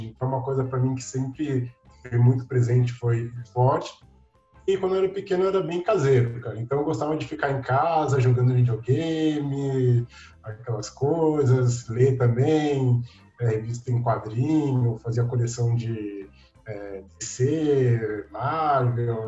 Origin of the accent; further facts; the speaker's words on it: São Paulo, Brazil; also born or lived in Três Pontas, Minas Gerais; eu nasci em São Paulo, então sou paulista